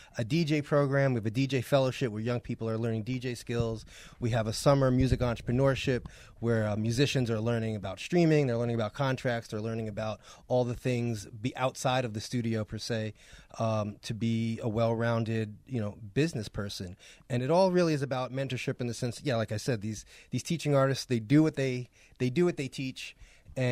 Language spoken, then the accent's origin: English; New York, United States; moved away as an adult; now in Pittsburgh, United States; I'm from New York